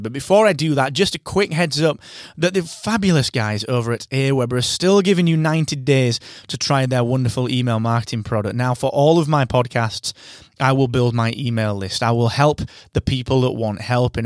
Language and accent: English; England, United Kingdom; I am your English host